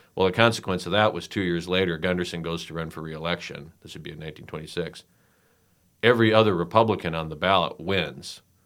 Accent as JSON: {"language": "English", "area": "Douglas County", "region": "South Dakota", "country": "United States", "tie": "born or raised there", "said": "I grew up in Douglas County, which was a failed attempt to attract Democrats to the state."}